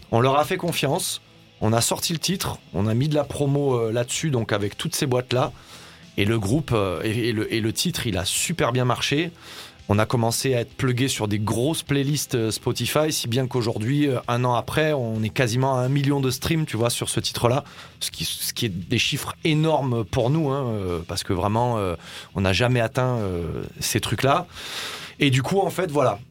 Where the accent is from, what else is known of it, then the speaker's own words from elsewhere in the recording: Var, Provence-Alpes-Côte d'Azur, France; moved away; je suis originaire de, du Var à la base.